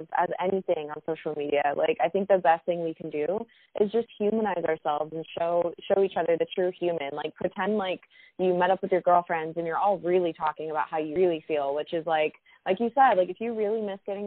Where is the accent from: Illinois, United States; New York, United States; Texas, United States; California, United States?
Texas, United States; Houston; now in Los Angeles, United States; my whole family is in Houston, Texas